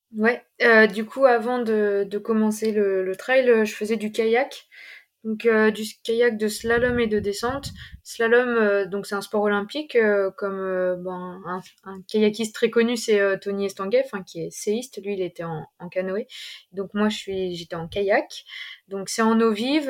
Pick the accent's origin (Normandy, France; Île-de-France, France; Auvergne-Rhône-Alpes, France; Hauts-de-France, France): Auvergne-Rhône-Alpes, France; Ain; now in Grenoble, France; je suis originaire de l'Ain, euh, plus précisément euh, en Brunet